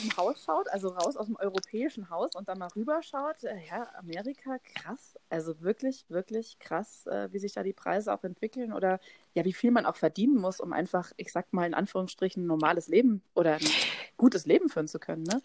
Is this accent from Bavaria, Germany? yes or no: yes; Haidhausen, Bavaria, Germany; vor 30 Jahren bin ich in Heidhausen geboren